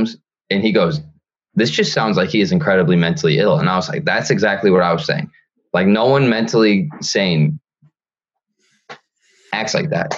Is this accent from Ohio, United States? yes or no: yes; near Toledo, Ohio, United States; moved away; my hometown, my super small hometown, which all my friends are